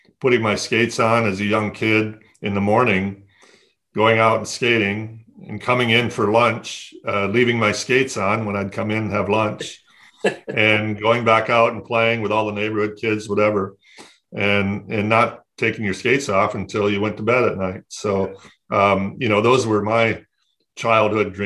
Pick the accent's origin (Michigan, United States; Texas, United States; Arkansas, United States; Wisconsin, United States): Michigan, United States; Flint; I grew up in Flint, Michigan